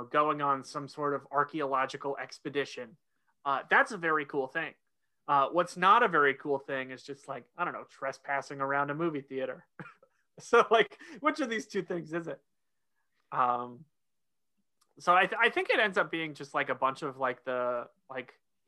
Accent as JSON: {"language": "English", "region": "Oklahoma", "country": "United States", "tie": "born or raised there", "moved": "as an adult", "lives_now": "North Carolina, United States", "said": "I grew up in Oklahoma, going to school in North Carolina"}